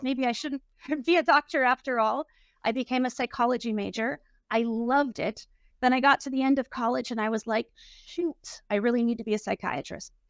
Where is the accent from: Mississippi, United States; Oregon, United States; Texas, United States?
Oregon, United States; Portland; I was brought up in Portland, Oregon